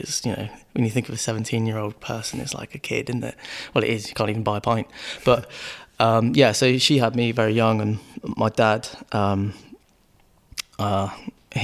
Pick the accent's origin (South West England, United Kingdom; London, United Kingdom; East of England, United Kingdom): South West England, United Kingdom; Penryn; I grew up here in Penryn, in Cornwall.